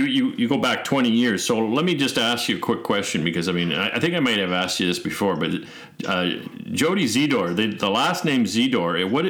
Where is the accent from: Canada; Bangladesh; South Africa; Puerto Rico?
Canada; Saskatchewan; moved away; I'm originally from Saskatchewan